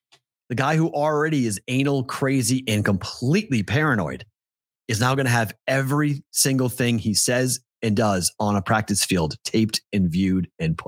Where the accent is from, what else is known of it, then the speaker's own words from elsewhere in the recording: Boston, Massachusetts, United States; moved away; In the 90s, one of the most fun things for us as locals in Boston would do is you would watch the fights that would happen between families